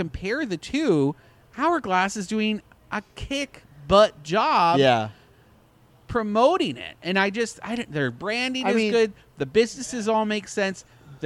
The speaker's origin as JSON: {"language": "English", "country": "Canada", "said": "I'm Canadian"}